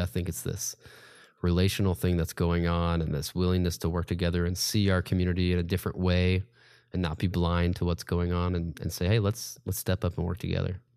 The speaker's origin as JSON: {"language": "English", "town": "Indianapolis", "region": "Indiana", "country": "United States", "tie": "born or raised there", "also_born_or_lived": "Chicago / Charlotte", "lives_now": "Evansville, United States", "said": "I grew up in Indianapolis area. Um, I finished high school at Castle High School"}